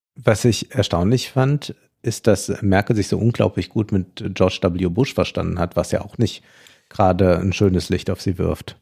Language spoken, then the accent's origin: German; Germany; uns als Deutsche